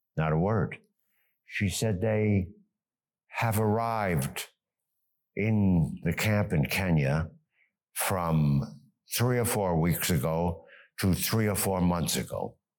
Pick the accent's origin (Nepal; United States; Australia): United States; moved away as an adult; also born or lived in Germany / New York; now in Geneva, Switzerland; We came to the United States. My education was totally in the United States